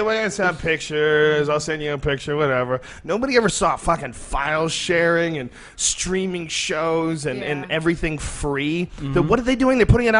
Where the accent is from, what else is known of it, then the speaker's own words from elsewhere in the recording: Boston, Massachusetts, United States; also born or lived in New Jersey; now in Austin, Texas, United States; I was born in New Jersey, and I grew up mostly in Boston.